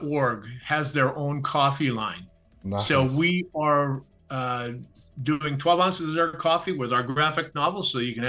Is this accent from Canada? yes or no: yes; Canada; growing up in Canada, I was a tall, skinny kid